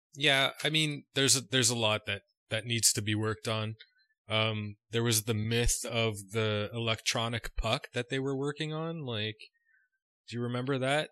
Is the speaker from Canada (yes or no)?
yes; Canada; just being a Canadian